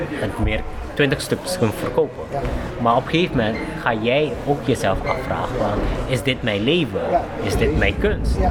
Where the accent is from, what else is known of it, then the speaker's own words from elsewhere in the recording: Suriname; also born or lived in Curaçao; now in Netherlands; ik ben geboren in Suriname, maar ik ben eigenlijk 80% opgegroeid met de lokale mensen. Maar 20% is met mijn ouders. Ik ben laat verhuisd op Curaçao